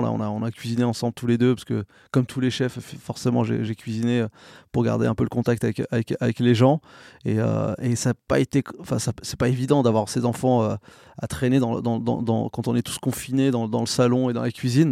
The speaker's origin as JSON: {"language": "French", "town": "Saint-Germain-en-Laye", "region": "Île-de-France", "country": "France", "tie": "born or raised there", "also_born_or_lived": "Morocco / Garges-lès-Gonesse / Reims"}